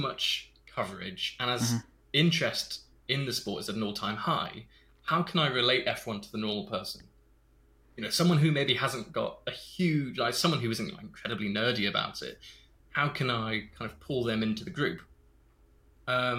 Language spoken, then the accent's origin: English; Stratford-upon-Avon, West Midlands, United Kingdom; I grew up in Stratford-upon-Avon